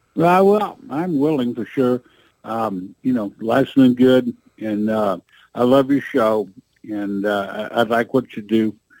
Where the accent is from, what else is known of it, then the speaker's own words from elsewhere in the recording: the Ozarks, United States; we came from the Ozarks, so you know what the roads are like here